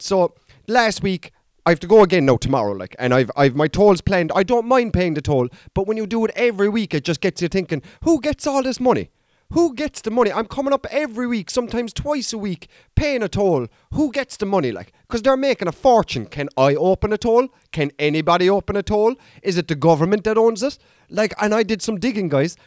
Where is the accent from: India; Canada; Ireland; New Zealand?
Ireland